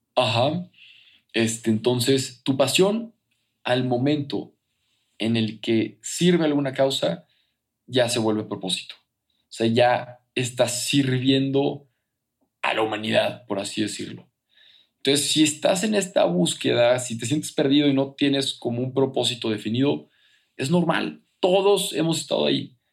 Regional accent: Torreón, Coahuila, Mexico; moved away as an adult; now in Mexico City, Mexico; yo soy de Torreón, que es provincia, que es a gusto, que es tranquilo

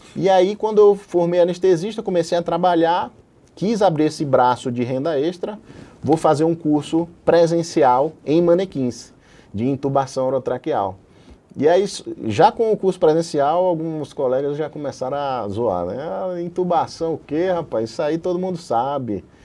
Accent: João Pessoa, Paraíba, Brazil; moved away; foi de onde eu vim, né, de João Pessoa da Paraíba, onde eu fiz a faculdade de medicina

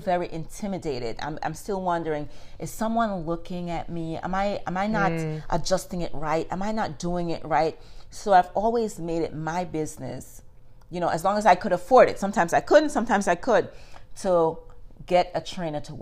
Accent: Jamaica; moved away as an adult; For me, growing up in Jamaica

